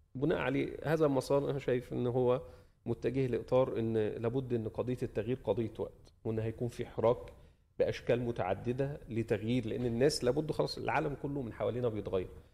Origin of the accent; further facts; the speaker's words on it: Egypt; أنا بعتبر نفسي ك- كمصري